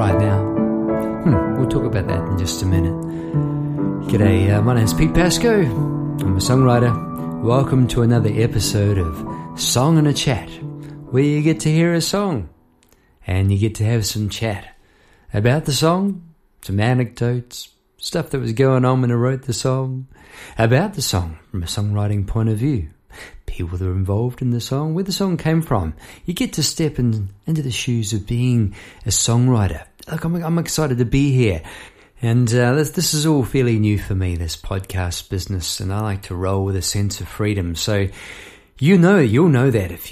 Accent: New Zealand; moved away as an adult; now in Melbourne, Australia; I'm in Melbourne. I was born in New Zealand

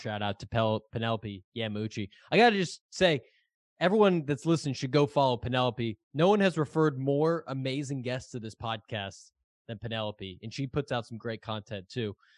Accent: Boston, Massachusetts, United States; I'm from Boston

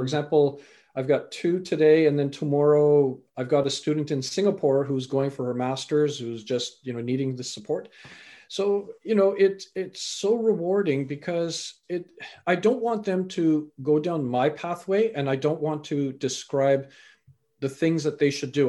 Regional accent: British Columbia, Canada; also born or lived in England; I was born in England, raised in Canada.

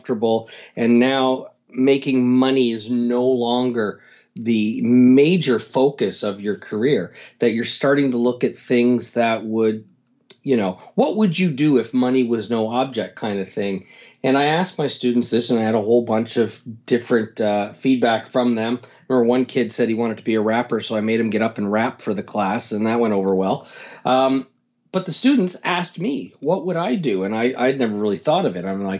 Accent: Canada; I'm from Canada

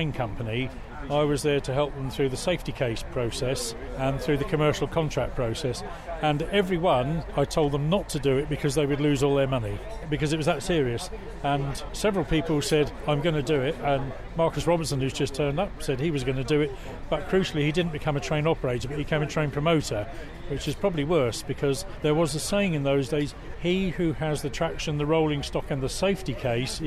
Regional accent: Winchester, South East England, United Kingdom; I was born in Winchester, so it was my local railway

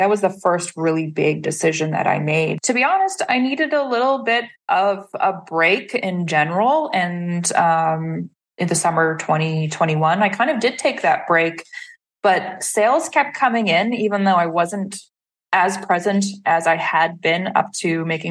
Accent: Saskatoon, Saskatchewan, Canada; moved away as an adult; also born or lived in Montreal; I started a national poetry series in my hometown of Saskatoon, Saskatchewan

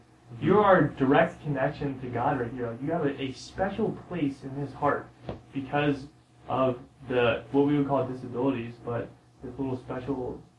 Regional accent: San Diego, California, United States; born there; I was born in San Diego.

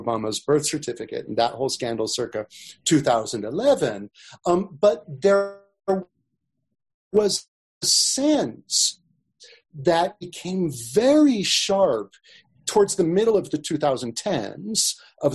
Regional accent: Sacramento, California, United States; Sacramento where I grew up

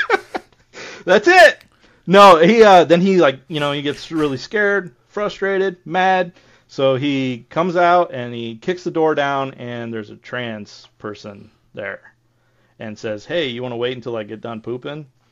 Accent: Ohio, United States; my hometown, we had this cemetery called Buck Cemetery, and I remember when I grew up

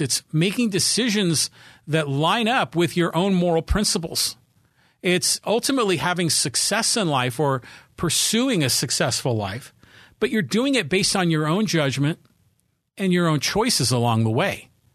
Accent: Poway, California, United States; here in my hometown of Poway, California. We're a suburb of San Diego.

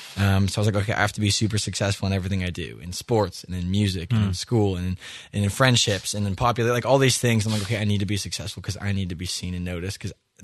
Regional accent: Erie, Pennsylvania, United States; I grew up in Erie, Pennsylvania, with an amazing family that loves Jesus and loves to raise us up

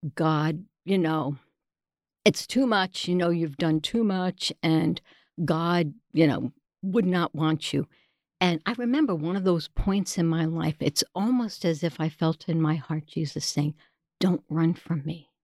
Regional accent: New York City, New York, United States; accent: New York; moved away; I'm originally from New York, the big bad city down there

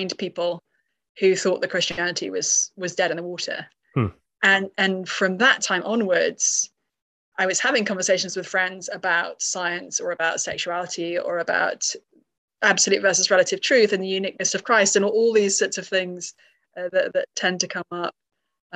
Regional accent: United Kingdom; I grew up in the UK, as maybe discernible from my accent

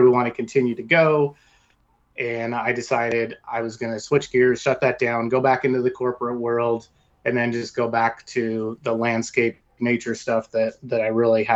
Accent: Oregon, United States; pretty much born and raised in the Pacific Northwest, or really in Oregon, in different cities

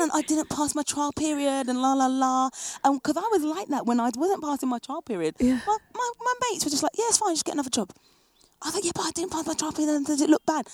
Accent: England, United Kingdom; moved away as an adult; now in France; as an English person

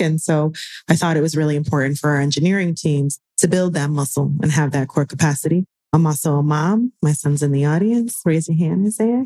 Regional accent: United States; I'm Puerto Rican. I was born and raised in the United States, but I'm Afro Puerto Rican

